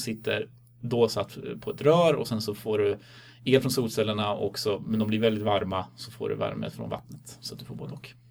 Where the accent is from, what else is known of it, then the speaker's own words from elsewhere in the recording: Stockholm, Stockholm County, Sweden; moved away; also born or lived in Uppsala; Jag är från Stockholm ursprungligen